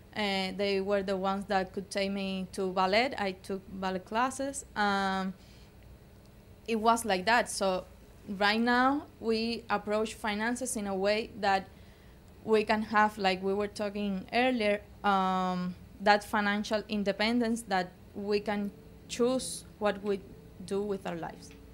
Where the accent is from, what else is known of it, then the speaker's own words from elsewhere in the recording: Cuba; moved away; we were raised in Cuba.